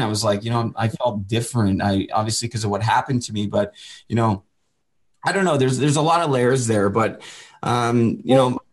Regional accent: Port Coquitlam, British Columbia, Canada; I'm originally from Port Coquitlam. I always just say Vancouver because it's easier

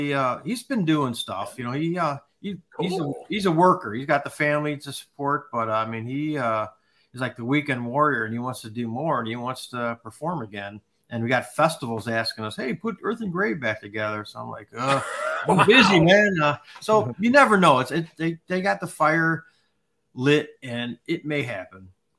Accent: Chicago, Illinois, United States; I grew up in Wrigleyville.

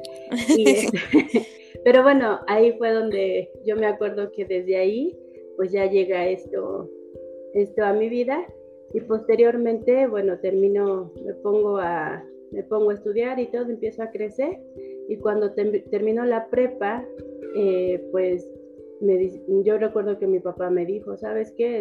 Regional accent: Mexico City, Mexico; yo vivía en el, en el Ajusco, ahí en México yo soy de México, de la Ciudad de México

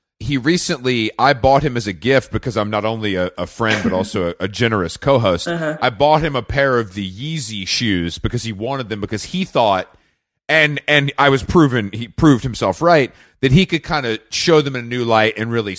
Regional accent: United Kingdom

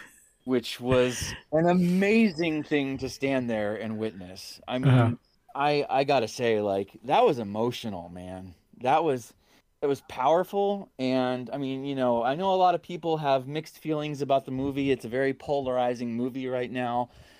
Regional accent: Texas, United States; now in Atlanta, United States; I'm a filmmaker that lives in Atlanta, Georgia. I'm originally from Texas

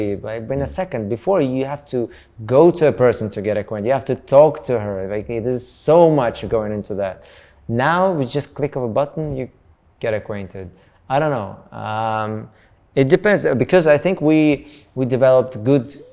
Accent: North Caucasus, Russia; English is a second language; I'm from Caucasus, the south of Russia.

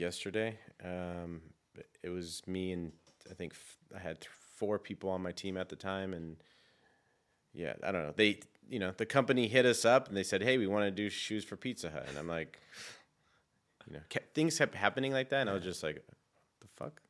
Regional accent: San Francisco, California, United States; I grew up in San Francisco

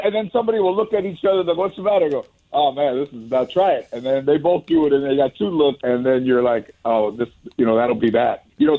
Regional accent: Los Angeles, California, United States; growing up in Mission Hills or San Fernando, that kitchen wasn't very big.

